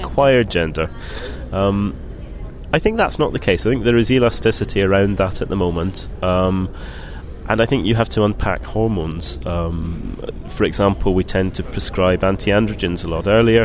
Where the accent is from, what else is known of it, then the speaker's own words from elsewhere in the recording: Scotland, United Kingdom; I grew up in Scotland